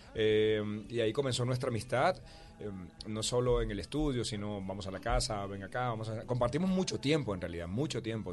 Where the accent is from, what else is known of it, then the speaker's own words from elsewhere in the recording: Colombian Caribbean coast, Caribbean Region, Colombia; soy costeño